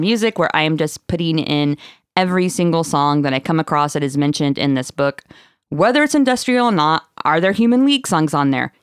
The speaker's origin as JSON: {"language": "English", "town": "Marshfield", "region": "Missouri", "country": "United States", "tie": "born or raised there", "said": "I'm from Marshfield, Missouri"}